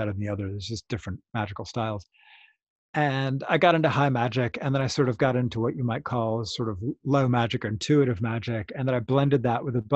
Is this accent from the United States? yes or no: yes; United States; as we Americans say it